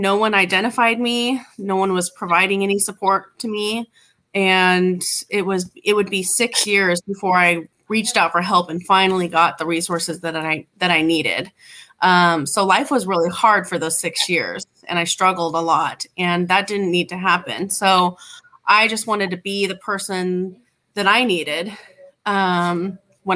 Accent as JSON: {"language": "English", "region": "Southern California", "country": "United States", "tie": "born or raised there", "said": "I grew up in Southern California in a good neighborhood"}